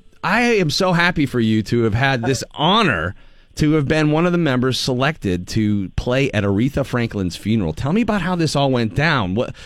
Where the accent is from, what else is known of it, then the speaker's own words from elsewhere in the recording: Ireland; I'm Irish.